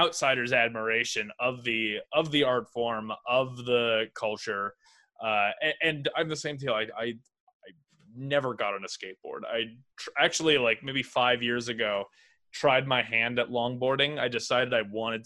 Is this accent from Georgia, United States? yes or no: no; South Bay, California, United States; I grew up in the South Bay